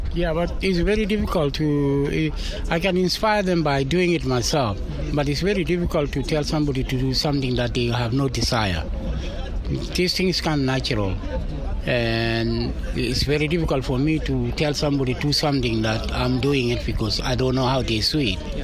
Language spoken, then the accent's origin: English; Kapsabet, Nandi County, Kenya; moved away; I come from Nandi in Kapsabet